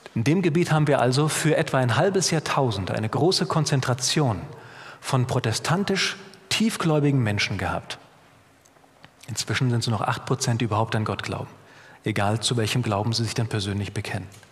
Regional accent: Bad Kreuznach, Rhineland-Palatinate, Germany; moved away as an adult; now in Bogenhofen, Austria; Da komme ich auch ursprünglich her. Vielleicht hört man es auch ein bisschen. Ich habe keinen bayerischen Akzent, auch keinen österreichischen. Ich komme aus Mittelrhein, aus Bad Kreuznach

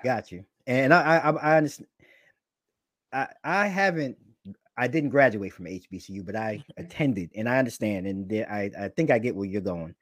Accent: New York, United States; now I'm a New Yorker

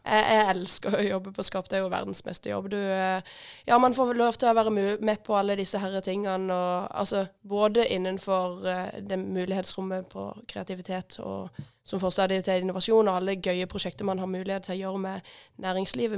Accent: Hille, Agder, Norway; jeg er født, født og oppvokst på Hille, faktisk.

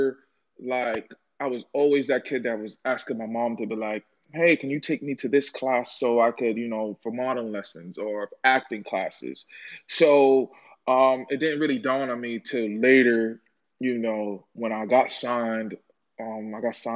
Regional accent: Boston, Massachusetts, United States; I'm from Boston, Mass

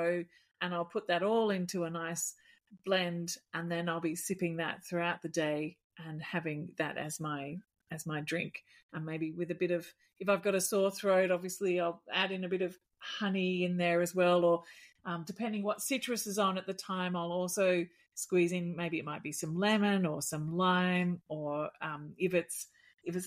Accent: Melbourne, Victoria, Australia; moved away; I was born in Mitcham in near Ringwood in Melbourne.

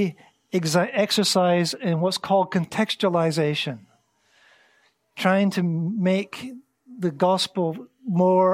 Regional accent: Scotland, United Kingdom; moved away as an adult; now in Antalya, Turkey; I grew up in Scotland

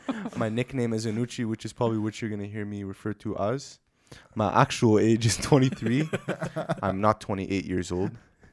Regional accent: Toronto, Ontario, Canada; moved away as an adult; now in Edmonton, Canada; I'm originally from the Greater Toronto Area. There's lots of places in Toronto, so I won't put you through the trouble of trying to locate where I'm from. So I'm just going to say Greater Toronto Area

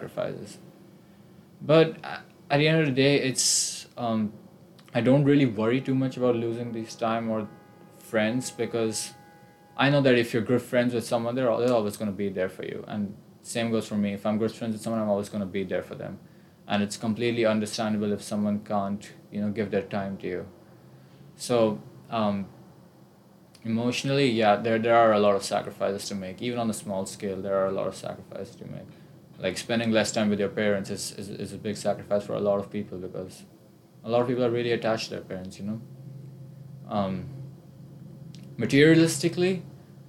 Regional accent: India; moved away as an adult; I came from all the way across the world, I'm from India.

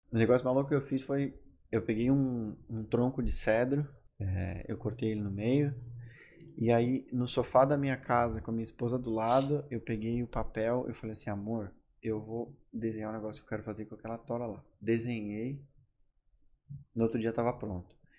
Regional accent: Carlos Barbosa, Rio Grande do Sul, Brazil; accent: gaúcho do interior; moved away as an adult; now in Florianópolis, Brazil; Sou natural de Carlos Barbosa, estou aqui em Floripa faz um ano e meio

